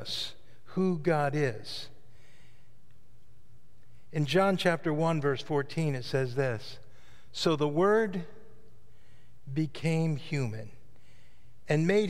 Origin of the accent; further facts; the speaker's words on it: the Catskills, New York, United States; I grew up in the Catskills in New York